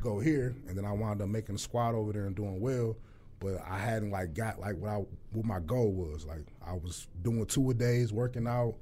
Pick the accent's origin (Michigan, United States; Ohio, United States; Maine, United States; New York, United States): Michigan, United States; Detroit; born and raised Detroit